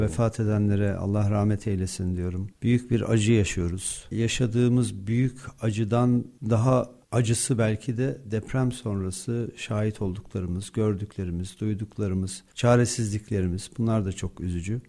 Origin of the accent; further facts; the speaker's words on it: Malatya, Turkey; ben de Malatyalıyım.